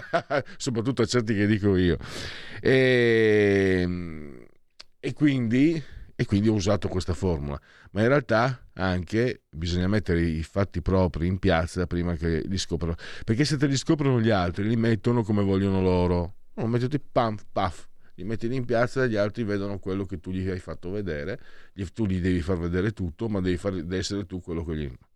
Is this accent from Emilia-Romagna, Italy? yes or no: no; Pordenone, Friuli-Venezia Giulia, Italy; io sono nato a Pordenone dove è nato il punk in Italia